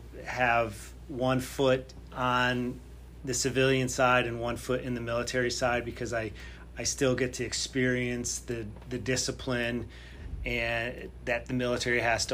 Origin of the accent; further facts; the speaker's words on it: Connecticut, United States; moved away as an adult; I'm from Connecticut